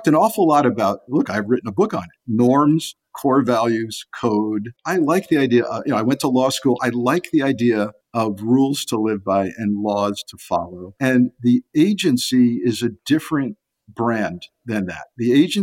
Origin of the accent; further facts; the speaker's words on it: Southern Connecticut, United States; being an 11-year-old kid in Connecticut and growing up in the Southern Connecticut media market